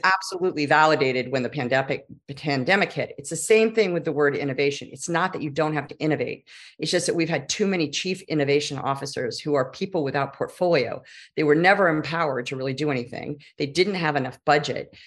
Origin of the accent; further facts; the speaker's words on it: Silicon Valley, California, United States; I am a native Californian. And that is only relevant because I grew up in Silicon Valley